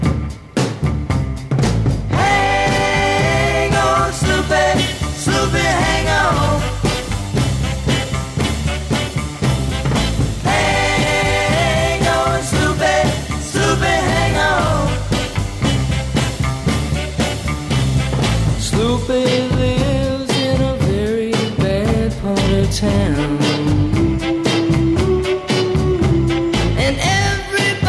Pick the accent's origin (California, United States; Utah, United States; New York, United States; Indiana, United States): California, United States; Santa Cruz; my hometown of Santa Cruz